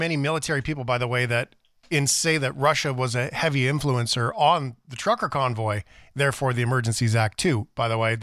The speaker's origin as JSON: {"language": "English", "country": "Canada", "said": "as a Canadian"}